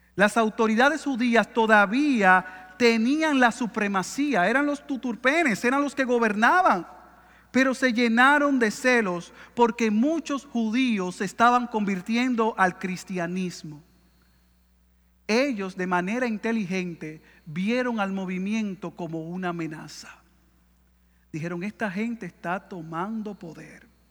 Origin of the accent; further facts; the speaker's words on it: Dominican Republic; como diríamos en buen dominicano en mi país